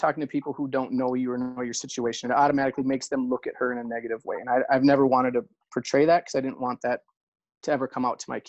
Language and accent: English; just outside of Minneapolis, Minnesota, United States; I am from Minnesota, just outside of Minneapolis, Minnesota. I'm 40? So I'm 40 years old.